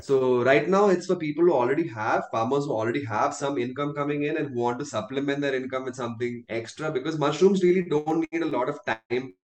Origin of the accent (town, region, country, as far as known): India